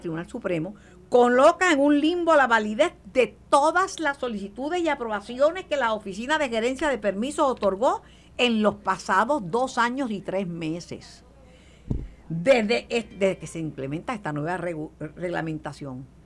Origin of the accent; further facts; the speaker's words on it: Puerto Rico; tengo la mancha de plátano y, y, y que soy puertorriqueño